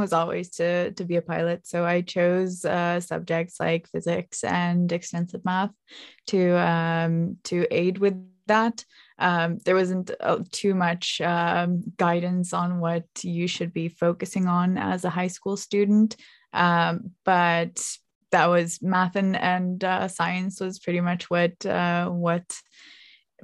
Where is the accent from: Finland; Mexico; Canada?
Finland; moved away as an adult; also born or lived in United States; I moved from Finland to the US to study to become a pilot